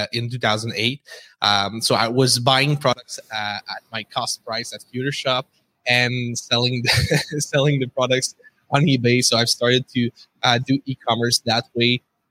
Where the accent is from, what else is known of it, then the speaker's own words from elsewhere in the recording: Quebec City, Quebec, Canada; accent: French; English is a second language; We're based in Quebec City, as you can tell with my accent.